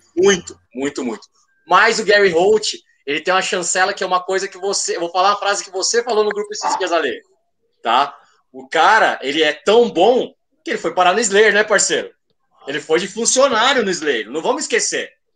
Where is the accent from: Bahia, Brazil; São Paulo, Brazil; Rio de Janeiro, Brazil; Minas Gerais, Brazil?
São Paulo, Brazil; Praia Grande; eu sou do litoral de São Paulo, sou da Praia Grande.